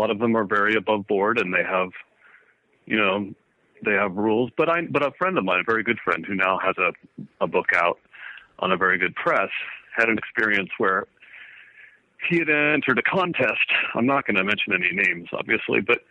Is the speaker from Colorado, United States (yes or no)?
yes; Woodland Park, Colorado, United States; also born or lived in Kansas / Boulder, Colorado; I grew up outside Colorado Springs in a little town called Woodland Park